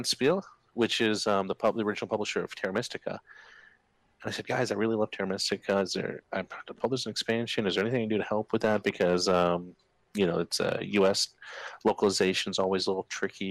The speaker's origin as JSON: {"language": "English", "country": "Germany", "tie": "born or raised there", "moved": "yes", "said": "Growing up in Germany"}